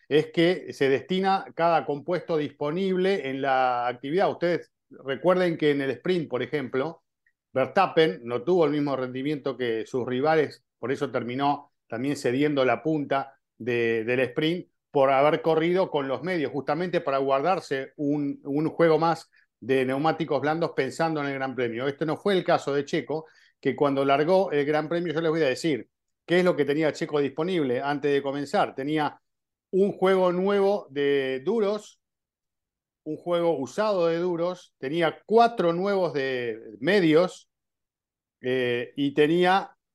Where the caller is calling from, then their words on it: Mexico City, Mexico; Hola formuleros, soy … de la Ciudad de México y mi pregunta es